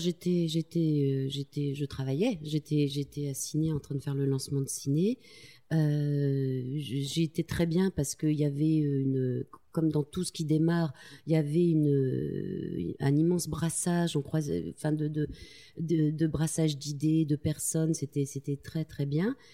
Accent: Tulle, Nouvelle-Aquitaine, France; born or raised there

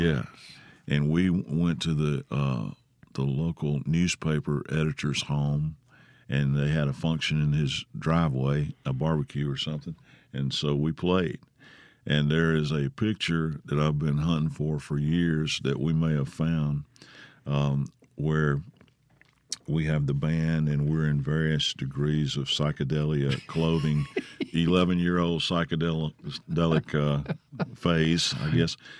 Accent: Grenada, Mississippi, United States; accent: drawl; moved away as an adult; also born or lived in Los Angeles / Memphis; you lived in Grenada

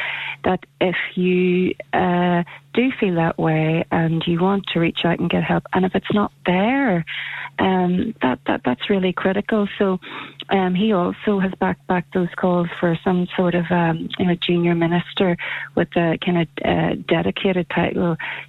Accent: Scotland, United Kingdom; when I was growing up in Uri and as a teenager in my 20s

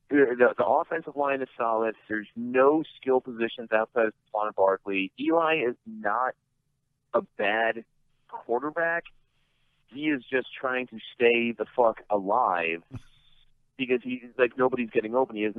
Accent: Sparta, New Jersey, United States; I am from Sparta, New Jersey, okay? This is Sparta.

